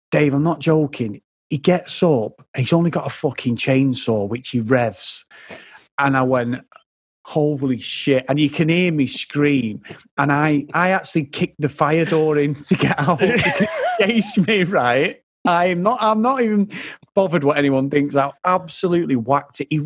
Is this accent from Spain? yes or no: yes; Benidorm, Valencian Community, Spain; I grew up in Spain. I grew up in Benidorm. Like you know, I know it's a, it's a proper shithole, but we grew up there as kids.